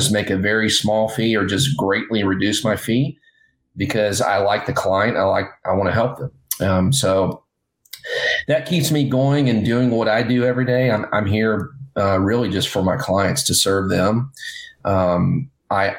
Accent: Tennessee, United States; now in Orange County, California, United States; I grew up in Tennessee

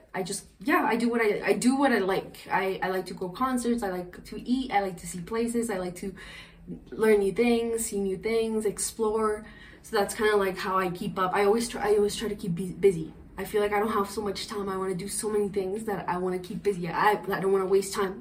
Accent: Colombia; English is a second language; now in Canada; I was Colombian

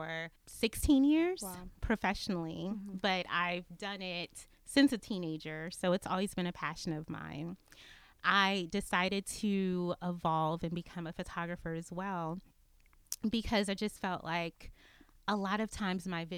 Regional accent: Maryland, United States; moved away as an adult; also born or lived in Atlanta, Georgia; now in Austin, United States; I grew up in Maryland, born and raised

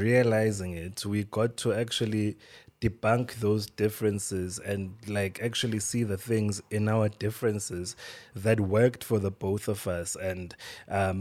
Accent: Eswatini; I'm from Swaziland. Like, I was raised by parents who are from Swaziland.

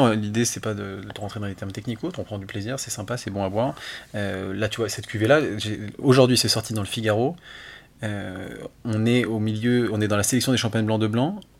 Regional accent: Lyon, Auvergne-Rhône-Alpes, France; moi, je suis lyonnais

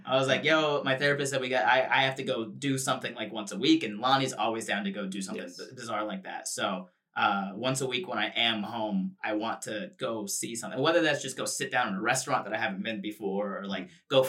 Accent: Florida, United States; moved away as an adult; now in Los Angeles, United States; I moved from Florida to Los Angeles, California, across the country. First time ever living outside of the state of Florida.

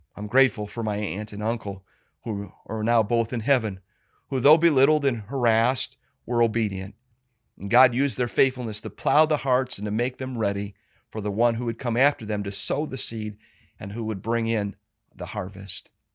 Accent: Cleveland, Ohio, United States; I was born and raised here in Cleveland, Ohio.

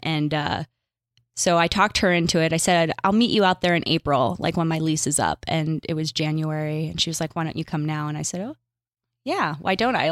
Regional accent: Pittsburgh, Pennsylvania, United States; moved away as an adult; also born or lived in New York; now in Los Angeles, United States; I'm from Pittsburgh

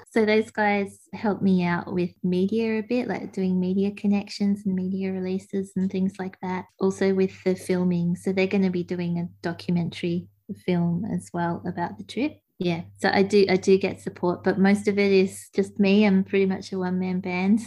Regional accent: Gippsland, Victoria, Australia; I grew up in Gippsland in Victoria

